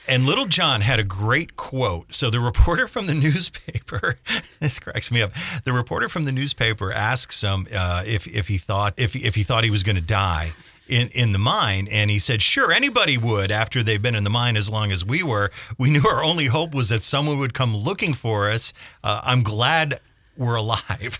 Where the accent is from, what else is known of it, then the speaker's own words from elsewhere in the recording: Scranton, Pennsylvania, United States; as a kid growing up in Scranton, we played a lot in and around the old coal mines